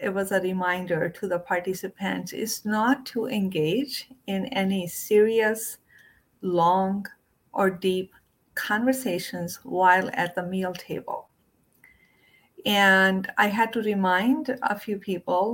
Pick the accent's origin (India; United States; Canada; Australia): India; when I was growing up in India